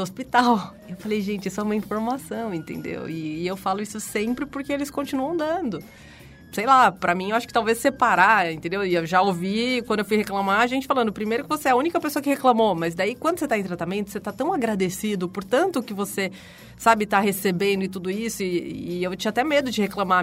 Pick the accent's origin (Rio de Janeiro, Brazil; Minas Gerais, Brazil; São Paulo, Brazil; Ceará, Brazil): São Paulo, Brazil; accent: R puxado (interior paulista); sou de São Paulo, nasci aqui. Passei muito tempo no interior, por isso que eu tenho esse R puxado, mas na verdade nunca morei